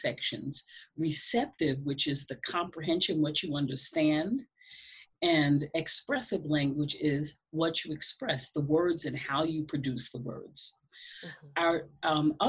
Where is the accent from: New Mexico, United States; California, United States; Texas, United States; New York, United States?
New York, United States; North Babylon; I grew up in Long Island, North Babylon, okay. New York